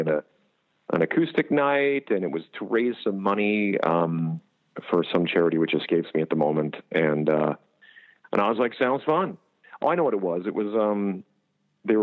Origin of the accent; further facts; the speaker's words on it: Canada; moved away as an adult; now in United States; I'm from Canada originally. I came down to the States 11 years ago